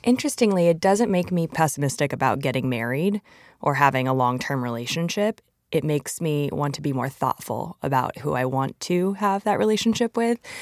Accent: Arizona, United States; I come from Arizona

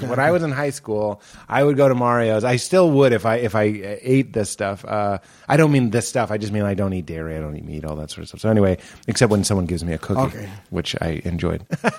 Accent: Lexington, Massachusetts, United States; I'm from New England as well. I'm from Lexington.

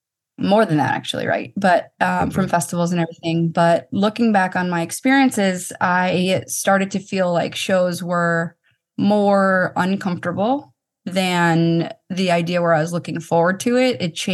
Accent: Boston, Massachusetts, United States; I was on the field. I'm from Boston. That was really super special too.

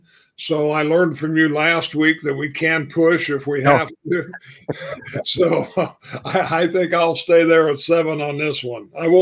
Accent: Illinois, United States; I grew up in Illinois there

